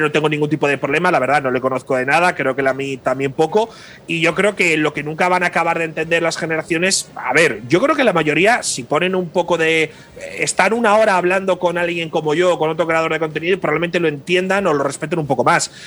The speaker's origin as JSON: {"language": "Spanish", "country": "Spain", "said": "como español"}